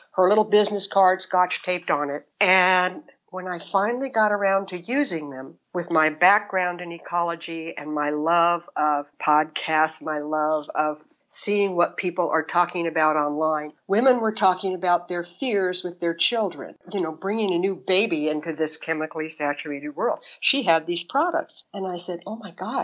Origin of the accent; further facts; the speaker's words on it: Bakersfield, California, United States; moved away as an adult; also born or lived in East Coast / Los Angeles / Arizona; I was born on the East Coast. I was raised in Bakersfield, California, around agriculture.